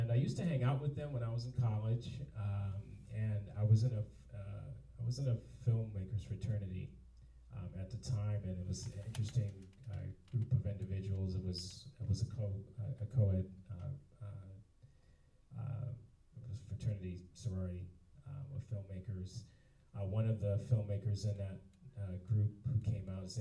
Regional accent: Philadelphia, Pennsylvania, United States; I'm from Philadelphia.

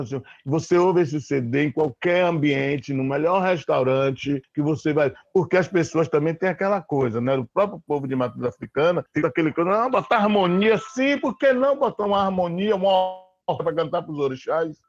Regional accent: Salvador, Bahia, Brazil; Eu morava no bairro do Garcia, né, onde nasci, estudava no Edgar Santos

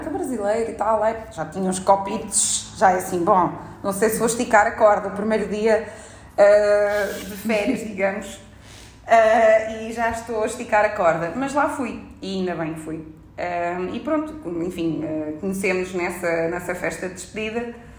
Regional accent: Portugal; moved away; enquanto português a residir em Portugal

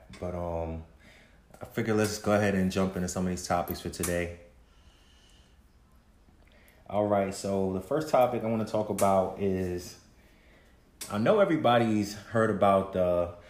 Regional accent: New York City, New York, United States; I am 35 years old. I am not old. That is called being seasoned. I'm originally from the Bronx.

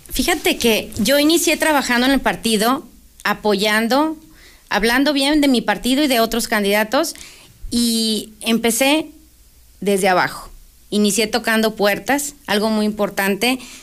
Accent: Aguascalientes, Mexico; somos de Aguascalientes

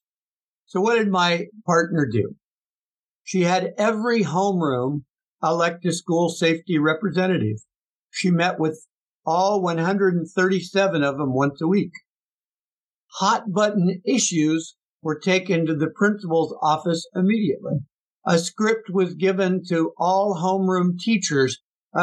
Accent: Kansas, United States; moved away; also born or lived in Texas; I grew up hunting in Kansas

